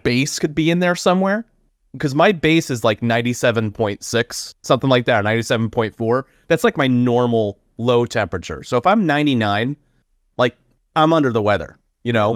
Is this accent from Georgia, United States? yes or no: no; Florida, United States; I hail also from Florida